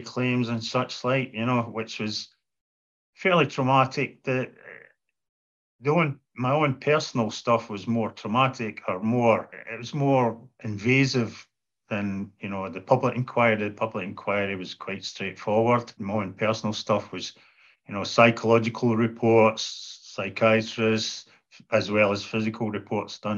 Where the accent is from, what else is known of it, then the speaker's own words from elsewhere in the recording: half an hour from Aberdeen, Scotland, United Kingdom; hospital in Aberdeen Royal Infirmary, which was only take me half an hour from my hometown